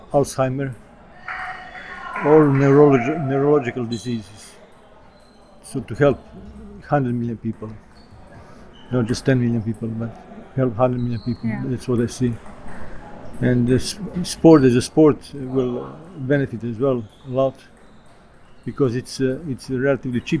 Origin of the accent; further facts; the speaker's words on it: Portugal; English is a second language; I'm from Portugal.